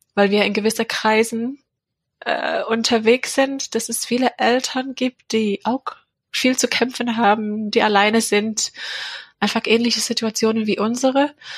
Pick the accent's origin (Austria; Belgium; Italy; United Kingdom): United Kingdom; England; German is a second language; now in Leonberg, Germany; Ich komme aus England und wohne in der Nähe von Leonberg